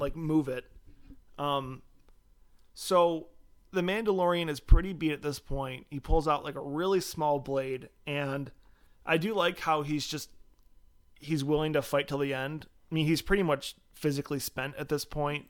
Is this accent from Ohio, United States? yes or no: no; Michigan, United States; we're from Michigan